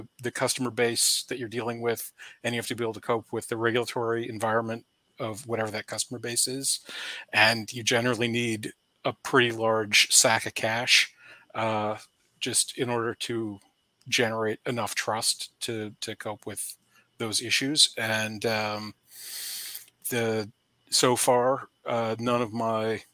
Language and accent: English; Charlottesville, Virginia, United States; Charlottesville, my hometown